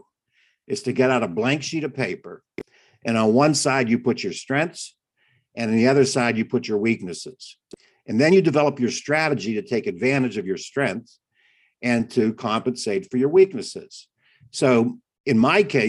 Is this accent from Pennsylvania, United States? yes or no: yes; Pittsburgh, Pennsylvania, United States; moved away as an adult; also born or lived in China; I was born in Pittsburgh